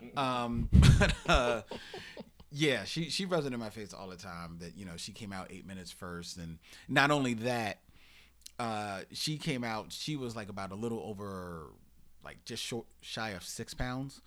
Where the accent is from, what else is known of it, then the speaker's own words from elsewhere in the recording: Philadelphia, Pennsylvania, United States; I was born in South Philly, but for all intents and purposes, I was raised in Germantown